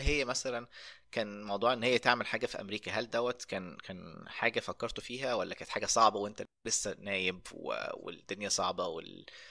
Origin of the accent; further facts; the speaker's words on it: Egypt; moved away as an adult; now in United States; انا من مصر